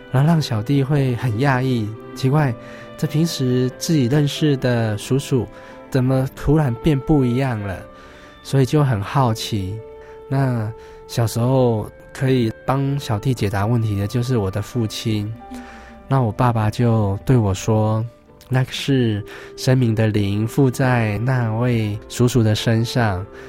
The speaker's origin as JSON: {"language": "Chinese", "country": "Taiwan", "tie": "born or raised there", "said": "乡村长大的小孩"}